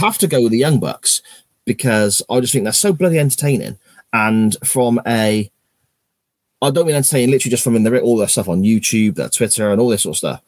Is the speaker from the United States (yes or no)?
no; England, United Kingdom; an English football fan